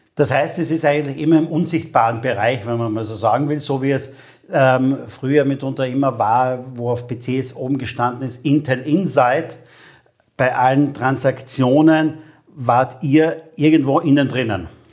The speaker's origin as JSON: {"language": "German", "town": "St. Paul im Lavanttal", "region": "Carinthia", "country": "Austria", "tie": "born or raised there", "said": "Ich bin geboren in St. Paul im Lavantal"}